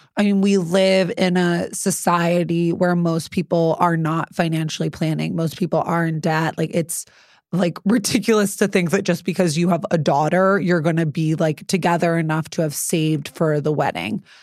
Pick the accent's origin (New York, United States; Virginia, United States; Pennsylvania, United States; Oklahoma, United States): New York, United States; New York City; I'm really from the Upper East Side